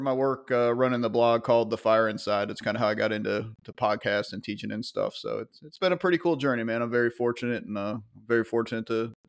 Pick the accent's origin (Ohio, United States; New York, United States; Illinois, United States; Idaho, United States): New York, United States; North Greenbush; moved away as an adult; also born or lived in Columbia County, Georgia; now in West Columbia, United States; Started at 17, upstate New York, my hometown. Town North Greenbush.